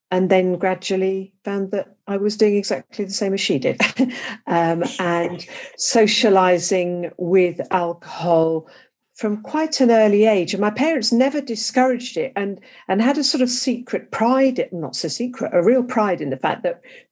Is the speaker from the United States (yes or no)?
no; England, United Kingdom; accent: English; As you can tell by my accent, I'm English